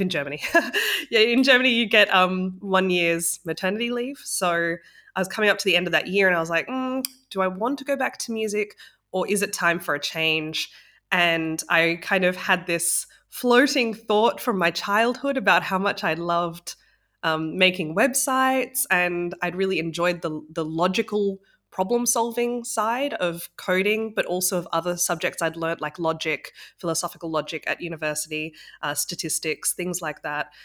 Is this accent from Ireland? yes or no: no; Australia; moved away; also born or lived in Sydney; I'm from Australia originally, so I was living in Sydney.